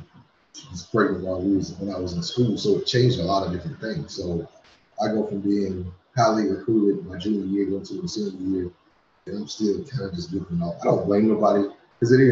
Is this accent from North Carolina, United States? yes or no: yes; Washington, North Carolina, United States; now in Tennessee, United States; I'm originally from Washington, North Carolina. Been living in Tennessee for over 20 years now.